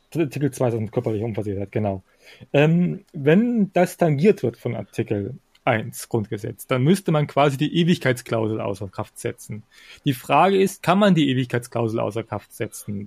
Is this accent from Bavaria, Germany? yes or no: no; Thuringia, Germany; bei uns in Thüringen